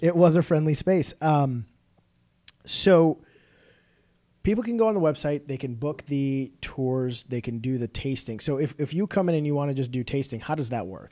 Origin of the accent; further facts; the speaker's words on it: Illinois, United States; I grew up in the northern suburbs